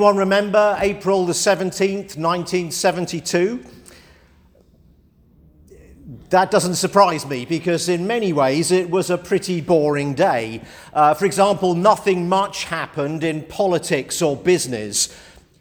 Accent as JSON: {"language": "English", "region": "England", "country": "United Kingdom", "said": "as an Englishman"}